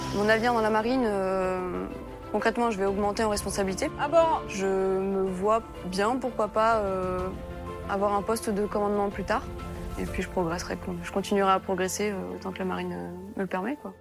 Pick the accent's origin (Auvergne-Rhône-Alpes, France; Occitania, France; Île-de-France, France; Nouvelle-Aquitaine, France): Nouvelle-Aquitaine, France; Limoges; je viens de Limoges